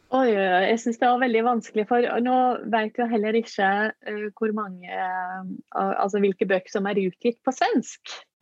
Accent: Norway

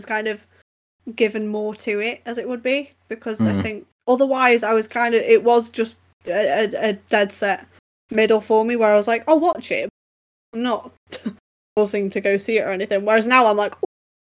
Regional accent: London, United Kingdom; We're all from London.

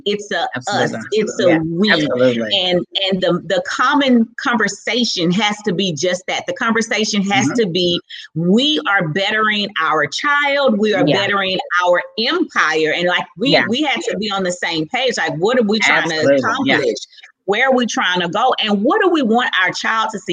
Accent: Houston, Texas, United States; I'm from Fifth Ward, mm-hmm. Texas

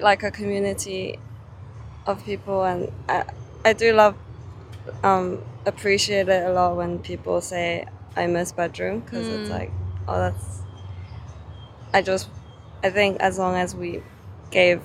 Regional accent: South Korea; now in Hong Kong; I'm from Korea.

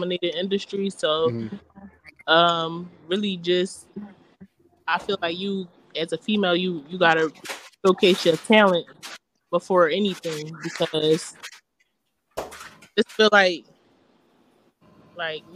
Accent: Philadelphia, Pennsylvania, United States; also born or lived in Atlanta; I am from Philly

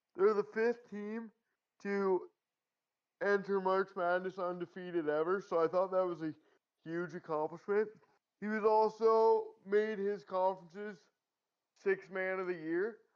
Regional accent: Canada; being a Canadian

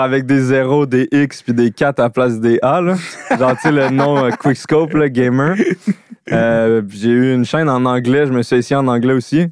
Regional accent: Laurentides, Quebec, Canada; moved away as an adult; also born or lived in Montreal / Sainte-Adèle; je viens des Laurentides

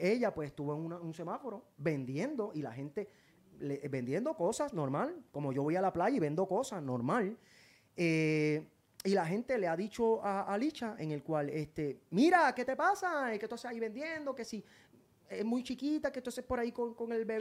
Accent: Puerto Rico; also born or lived in Spain; Yo soy de Puerto Rico. Puerto Rico me hizo. Yo soy de aquí

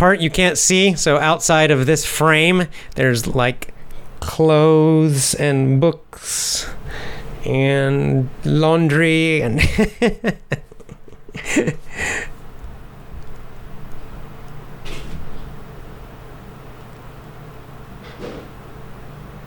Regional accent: United States; moved away as an adult; also born or lived in San Francisco; now in Japan; I'm from the United States, from America

